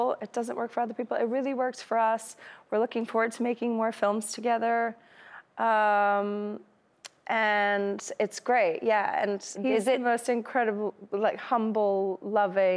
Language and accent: English; Ohio, United States; moved away; I'm from Ohio